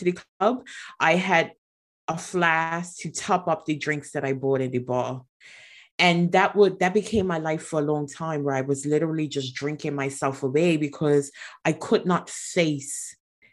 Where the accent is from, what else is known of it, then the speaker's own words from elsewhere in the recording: Bermuda; moved away as an adult; also born or lived in Atlanta; I was born in Bermuda, and that was where I was raised